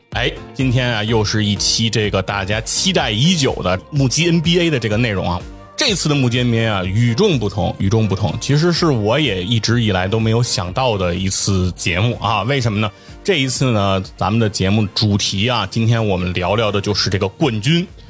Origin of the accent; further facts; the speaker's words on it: China; 对于我们中国人来说，按我们的这个工资水平来讲，我们肯定是觉得比较高嘛